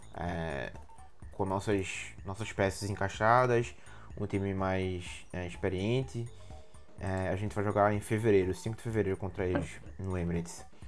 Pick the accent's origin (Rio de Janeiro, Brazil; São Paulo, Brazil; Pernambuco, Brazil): Pernambuco, Brazil; na minha terra, é, terra Pernambuco